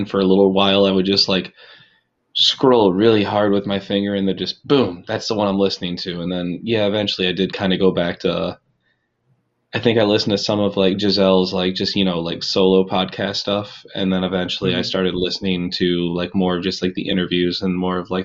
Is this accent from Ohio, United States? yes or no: yes; Sandusky, Ohio, United States; I'm from Sandusky, Ohio